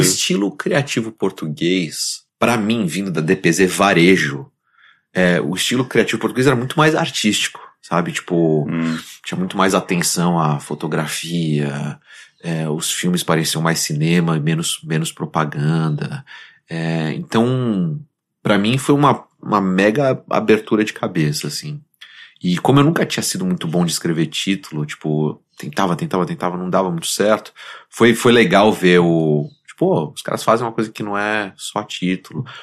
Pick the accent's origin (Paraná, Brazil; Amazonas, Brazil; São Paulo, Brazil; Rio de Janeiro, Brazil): São Paulo, Brazil; moved away as an adult; also born or lived in San Francisco, United States / Portland, United States / Boston, United States; eu, eu cresci nessa casa, mas eu nasci, é, nasci aqui em São Paulo, em Perdizes. É, quando eu tinha cinco anos, a gente mudou para cá, na Vila Madalena